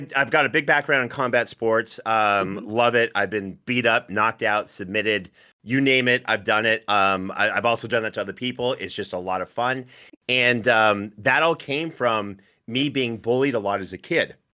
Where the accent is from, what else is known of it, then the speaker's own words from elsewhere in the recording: Northern Ontario, Canada; I'm from Northern Ontario